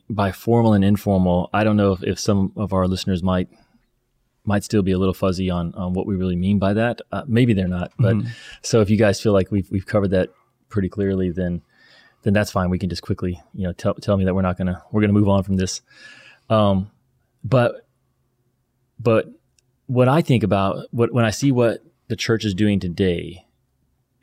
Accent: the Bible Belt, United States; growing up in the Bible Belt

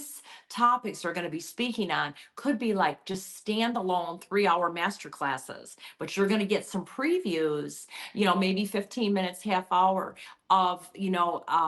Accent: New Orleans, Louisiana, United States; I'm from New Orleans

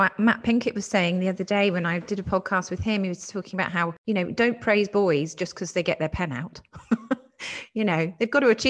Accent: Dorset, South West England, United Kingdom; I grew up in Dorset

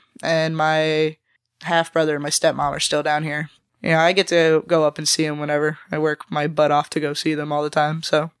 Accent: Cape Coral, Florida, United States; also born or lived in North Fort Myers; But I was born in Cape Coma, right down the street on Del Prado. Haven't lived anywhere else. I lived in North Fort Myers for about a year. It was weird. Lived here all my life.

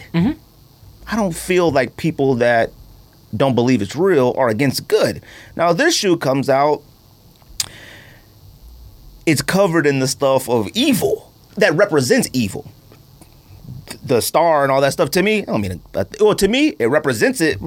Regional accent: California, United States; growing up in California

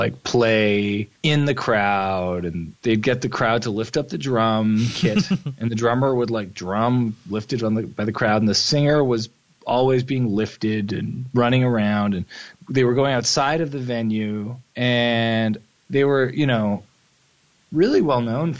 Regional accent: Toronto, Ontario, Canada; Yes. Toronto, Ontario, Canada.

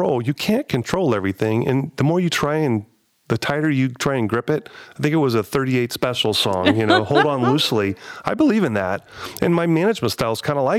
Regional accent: Columbus, Ohio, United States; I'm from Columbus.

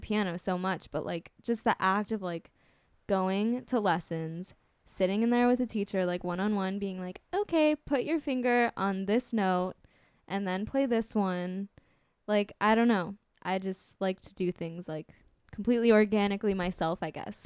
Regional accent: Orlando, Florida, United States; I am from Orlando

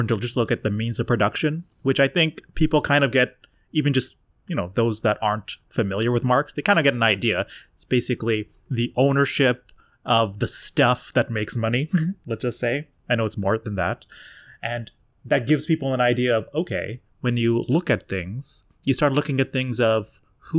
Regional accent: Canada; I'm Canadian

